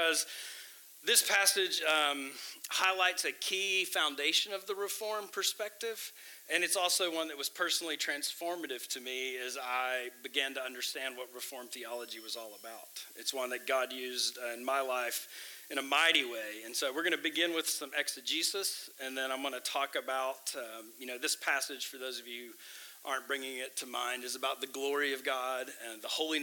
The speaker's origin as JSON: {"language": "English", "town": "Tyler", "region": "Texas", "country": "United States", "tie": "born or raised there", "also_born_or_lived": "Midwest", "said": "I'm from Tyler. I grew up here."}